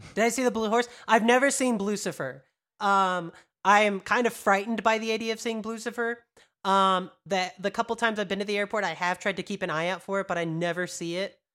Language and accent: English; Texas, United States; I grew up in Texas.